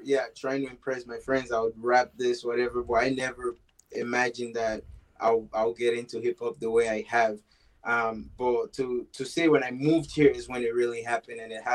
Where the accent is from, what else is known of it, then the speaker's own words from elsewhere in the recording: Sierra Leone; also born or lived in Moncton, New Brunswick, Canada; now in Edmonton, Canada; I was born and raised in Sierra Leone, West Africa